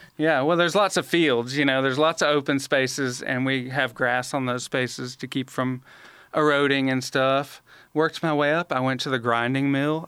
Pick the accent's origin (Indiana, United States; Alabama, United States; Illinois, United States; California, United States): Alabama, United States; Montgomery; I was born and raised in Montgomery